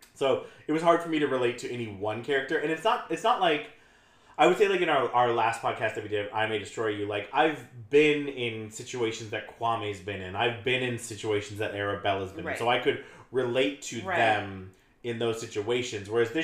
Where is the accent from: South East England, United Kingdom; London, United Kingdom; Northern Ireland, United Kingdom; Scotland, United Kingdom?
London, United Kingdom; I'm from London. Shout out to my Paris girls.